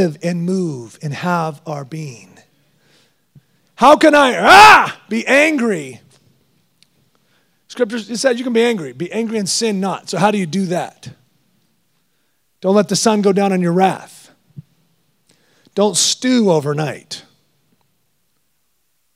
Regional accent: Texas, United States; I'm just Texan

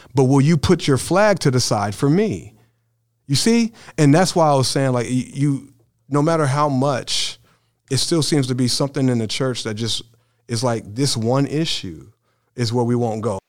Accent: Brownsburg, Indiana, United States; I grew up in Brownsburg, Indiana f, in my high school years

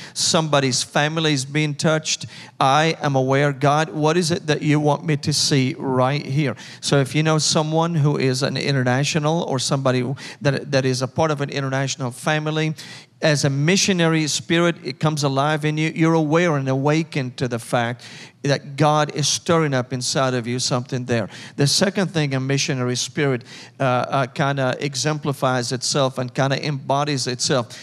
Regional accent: Damascus, Damascus Governorate, Syria; English is a second language; moved away as an adult; now in Nashville, United States; I was born and raised in Damascus, Syria, in the Middle East

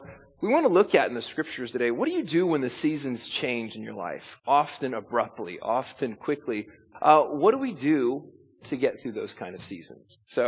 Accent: California, United States; now in New York, United States; anytime I came to New York, I'd get mixed reactions when I said I came from Southern California.

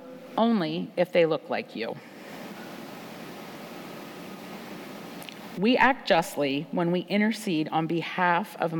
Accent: United States; As American women living at this time in history

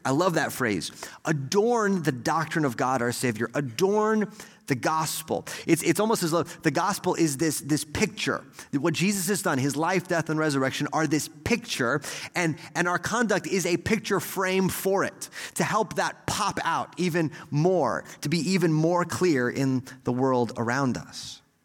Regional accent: Texas, United States; as an American or maybe especially as a Texan

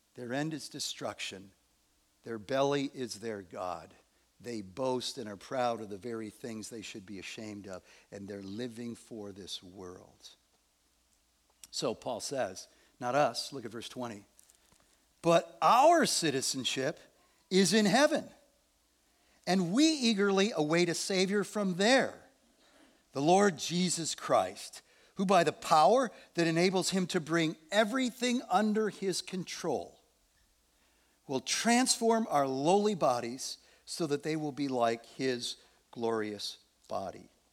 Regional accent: Evanston, Illinois, United States; I was born in Evanston, Illinois

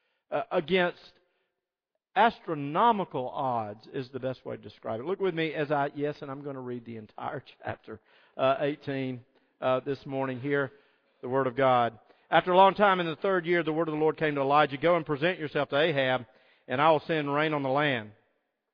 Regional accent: Deep South, United States; I grew up in the Deep South.

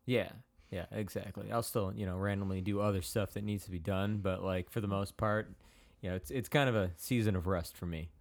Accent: Palos, Illinois, United States; I grew up in Palos Altos

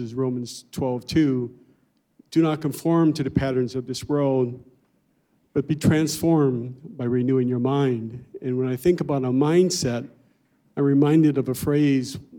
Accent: Los Angeles, California, United States; we moved to a much poorer neighborhood, and we grew up near South Central

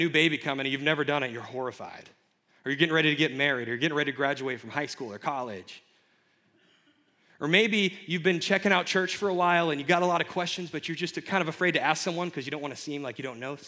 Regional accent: Kentucky, United States; moved away as an adult; I had to move far away. I'm from Kentucky

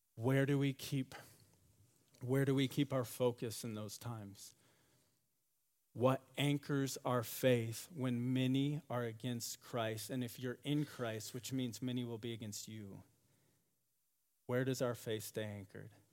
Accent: West Michigan, United States; I grew up in West Michigan

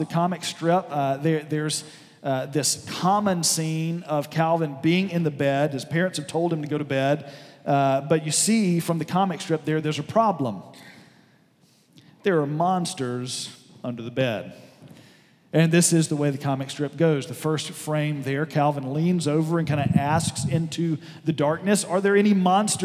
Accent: southwest Alabama, United States; moved away; I was down in southwest Alabama in a small town where I grew up

